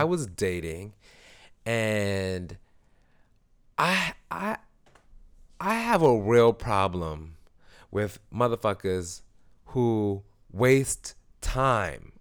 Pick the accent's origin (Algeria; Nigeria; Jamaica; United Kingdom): Jamaica; I'm Jamaican.